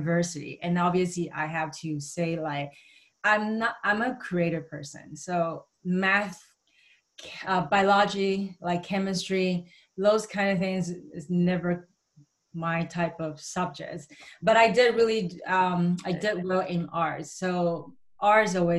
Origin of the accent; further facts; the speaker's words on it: Vancouver, British Columbia, Canada; growing up in Vancouver